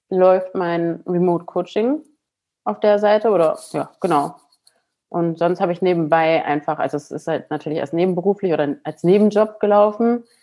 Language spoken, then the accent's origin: German; Wilhelmshaven, Lower Saxony, Germany; born there; Also ich bin 35 Jahre alt, ähm, ja, komme gebürtig aus Wilhelmshaven.